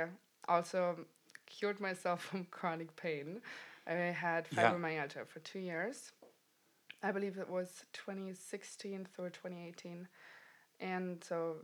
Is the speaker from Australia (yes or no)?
no; Germany; moved away as an adult; also born or lived in New York City; And I'm originally from Germany, so I left 2013